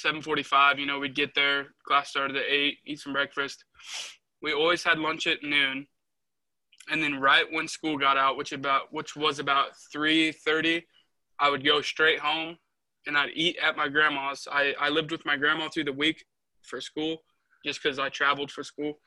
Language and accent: English; Dodge City, Kansas, United States; now in Montezuma, United States; I'm originally from Dodge City, Kansas. But right now I live in Montezuma